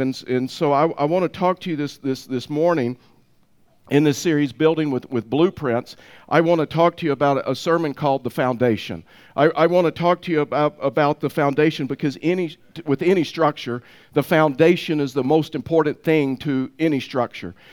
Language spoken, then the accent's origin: English; Tyler, Texas, United States; I was raised, and when I was raised in Tyler, Texas